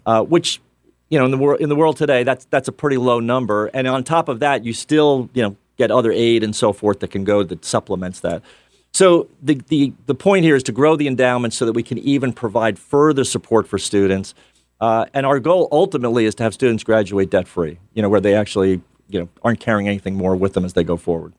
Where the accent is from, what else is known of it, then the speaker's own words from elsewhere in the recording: New York City, New York, United States; moved away; also born or lived in Pennsylvania; I'm from Bronx, New York.